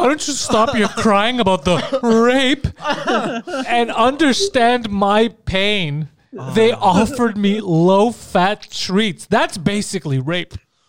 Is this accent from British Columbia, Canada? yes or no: no; Mississauga, Ontario, Canada; He looks, he sees, like, Ontario, okay. Crikey, yeah, we're from Mississauga.